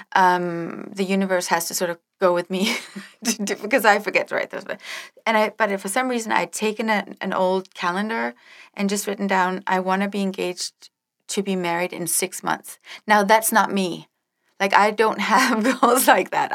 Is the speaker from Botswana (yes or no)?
no; Denmark; moved away; I grew up in Denmark